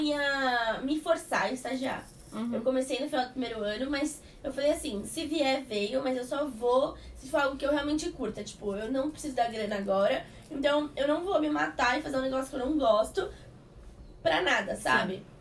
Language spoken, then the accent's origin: Portuguese; Santos, São Paulo, Brazil; moved away; eu sou de Santos e eu tava com as minhas coisas em Santos